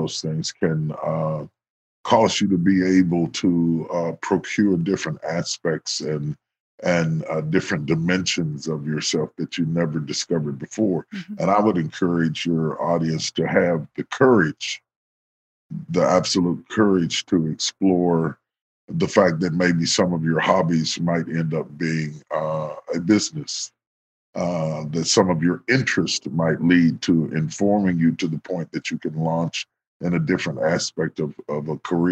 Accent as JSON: {"language": "English", "region": "West Virginia", "country": "United States", "tie": "born or raised there", "moved": "yes", "said": "So even though I grew up in West Virginia, I grew up with a very Southern cuisine"}